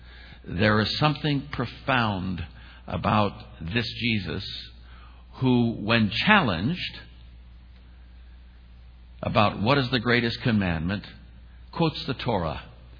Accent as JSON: {"language": "English", "town": "Oakland", "region": "California", "country": "United States", "tie": "born or raised there", "also_born_or_lived": "Alameda, California / Falls Church, Virginia", "moved": "as an adult", "said": "I'm a kid from East Oakland, California. I wasn't raised with money."}